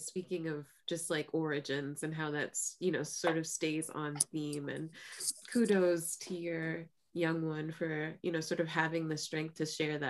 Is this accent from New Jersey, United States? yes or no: yes; Newark, New Jersey, United States; I'm from Newark, New Jersey. We have a huge like Iberian population, huge Lusophone population.